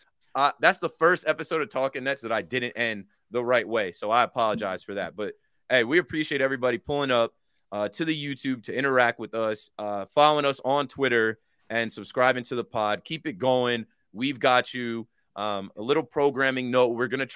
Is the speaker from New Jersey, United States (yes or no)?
yes; New Jersey, United States; He's from Jersey. I'm from New Jersey.